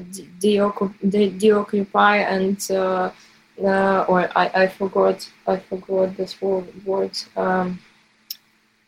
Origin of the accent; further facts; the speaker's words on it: Cherkasy, Cherkasy Oblast, Ukraine; now in Kyiv, Ukraine; I'm from Cherkasy, but currently I live in Kyiv